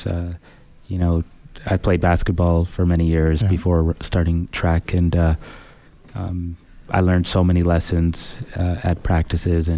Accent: Edmonton, Alberta, Canada; also born or lived in Sudan / Saskatoon; growing up in Canada, I learned a lot here

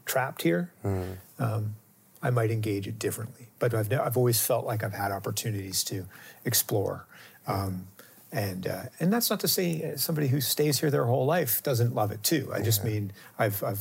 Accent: Lunenburg, Nova Scotia, Canada; also born or lived in Halifax, Nova Scotia / Berwick, Nova Scotia / Mahone Bay, Nova Scotia; I grew up in Lunenburg, Nova Scotia, from the age of 4 till I was 12. And then we moved to Halifax, to the suburbs, to Clayton Park

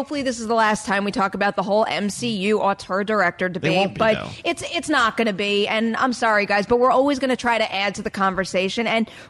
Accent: New York City, New York, United States; But even the way that I operate as a New Yorker in terms of weaving through the crowd to get where I want to go

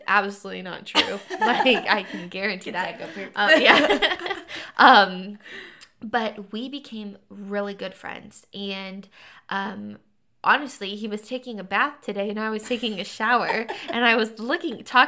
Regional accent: Dayton, Ohio, United States; moved away; I grew up in Dayton, Ohio.

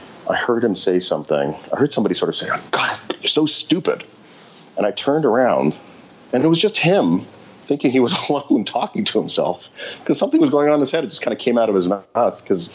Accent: Montreal, Quebec, Canada; moved away as an adult; now in New York, United States; in high school growing up in Montreal

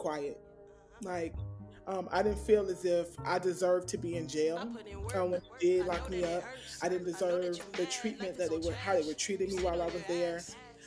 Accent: Miami, Florida, United States; I'm from Miami, not Miami Beach.

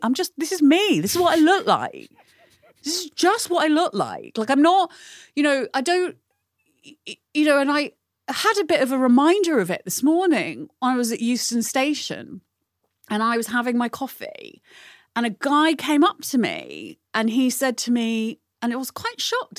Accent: United Kingdom; growing up in Britain

